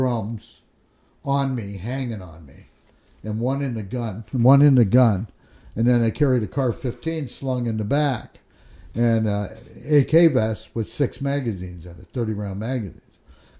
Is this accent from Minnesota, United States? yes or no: yes; Minnesota, United States; my home state of Minnesota